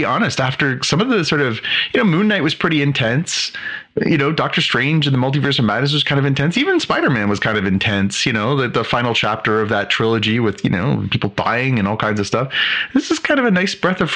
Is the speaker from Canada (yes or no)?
yes; Canada; I have a bunch of friends for my entire life growing up in Canada. This area of Canada is very multicultural.